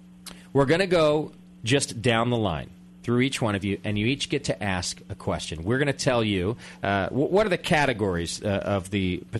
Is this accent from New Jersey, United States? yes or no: no; Connecticut, United States; moved away; also from my home state of Connecticut